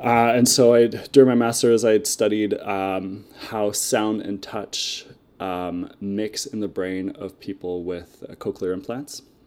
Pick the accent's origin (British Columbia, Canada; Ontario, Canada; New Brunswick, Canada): New Brunswick, Canada; Moncton; I'm from, uh, Moncton, New Brunswick